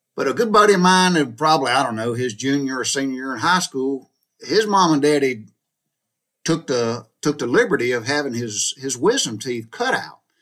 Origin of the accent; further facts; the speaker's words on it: the South, United States; growing up in the South during the 60s and 70s